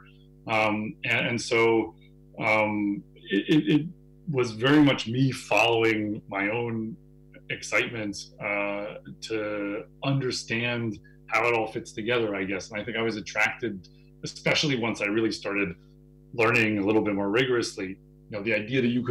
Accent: New Hampshire, United States; also born or lived in Boston, Massachusetts; I grew up mostly in New Hampshire.

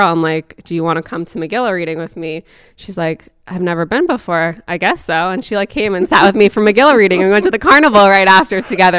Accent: Passaic, New Jersey, United States; I grew up in Passaic

